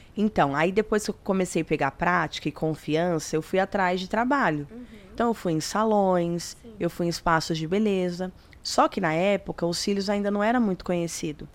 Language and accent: Portuguese; São Paulo, Brazil; eu sou do de São Paulo, do extremo leste.